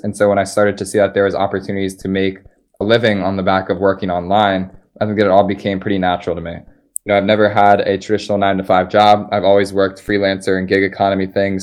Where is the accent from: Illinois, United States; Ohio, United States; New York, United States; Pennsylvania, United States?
Pennsylvania, United States; Philadelphia; moved away as an adult; also born or lived in Colorado; I'm from Philadelphia